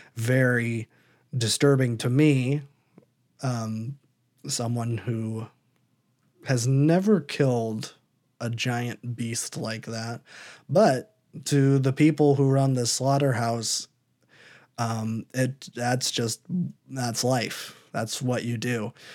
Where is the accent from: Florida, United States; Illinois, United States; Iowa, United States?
Iowa, United States; I'm from Iowa.